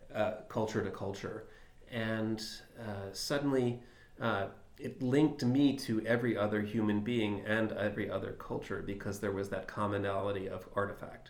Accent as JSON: {"language": "English", "town": "Philadelphia", "region": "Pennsylvania", "country": "United States", "tie": "born or raised there", "said": "Philadelphia, my hometown"}